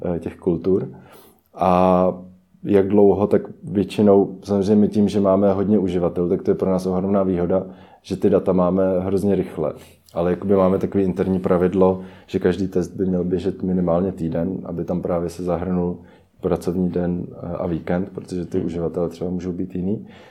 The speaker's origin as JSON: {"language": "Czech", "country": "Czechia", "said": "většina e-commerce týmu jsme Češi"}